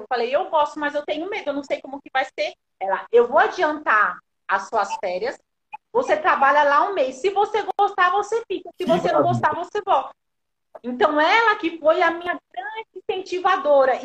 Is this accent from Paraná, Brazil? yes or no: no; São Paulo, Brazil; Eu sou lá da Zona Sul, Americanópolis, crescida, nascida e criada lá.